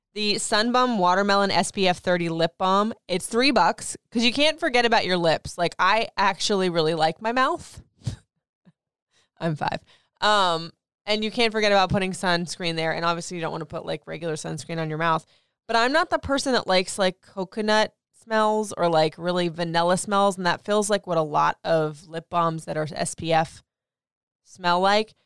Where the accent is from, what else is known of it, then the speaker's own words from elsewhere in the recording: Florida, United States; now in Maryland, United States; I grew up in Florida